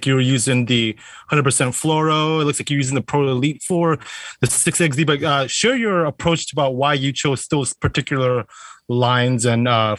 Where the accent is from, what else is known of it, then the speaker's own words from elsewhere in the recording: Wisconsin, United States; I'm from Wisconsin.